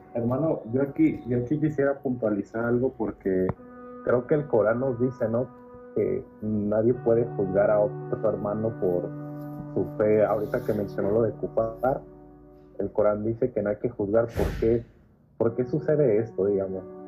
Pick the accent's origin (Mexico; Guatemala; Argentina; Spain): Mexico; yo soy mexicano